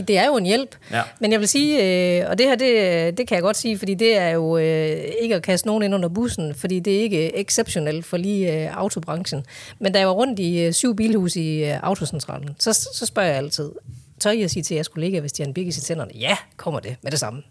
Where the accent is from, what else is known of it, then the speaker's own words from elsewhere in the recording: Hjørring, North Denmark Region, Denmark; also born or lived in Vejle / Korea; jeg er jo egentlig fra Jøring